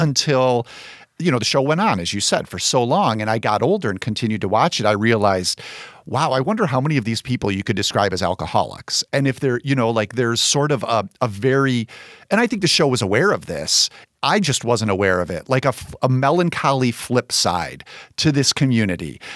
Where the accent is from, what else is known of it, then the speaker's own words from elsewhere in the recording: Chicago, Illinois, United States; as a Chicagoan